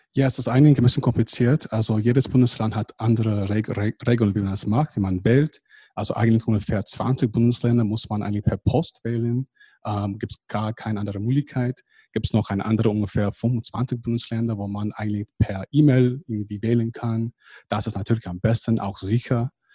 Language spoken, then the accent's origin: German; California, United States; German is a second language; now in Germany; ich komme ursprünglich aus Kalifornien